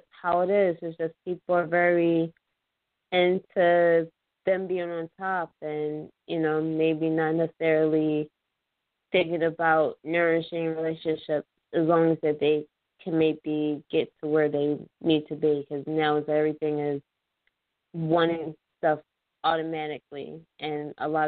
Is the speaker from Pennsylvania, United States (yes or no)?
yes; Philadelphia, Pennsylvania, United States; moved away as an adult; Was born and raised in Philadelphia.